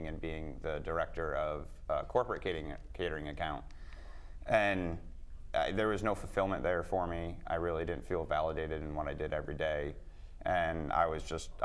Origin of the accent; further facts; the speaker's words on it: Connecticut, United States; I was born and raised in Connecticut